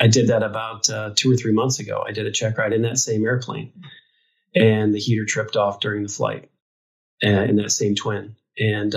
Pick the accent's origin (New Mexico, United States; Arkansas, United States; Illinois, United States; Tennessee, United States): Illinois, United States; Quincy; my hometown, which is Quincy, Illinois